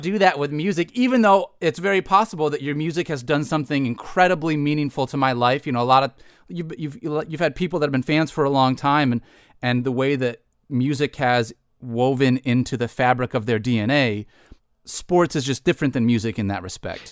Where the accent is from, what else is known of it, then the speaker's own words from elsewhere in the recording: Detroit, Michigan, United States; I I grew up in Michigan, Detroit sports fan through and through.